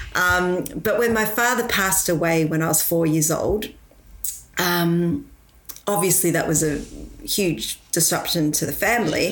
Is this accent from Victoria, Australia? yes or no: yes; Victoria, Australia; also born or lived in Malaysia; I was born in Malaysia. And um, when I was, uh, I guess, seven years old, I moved over to Australia.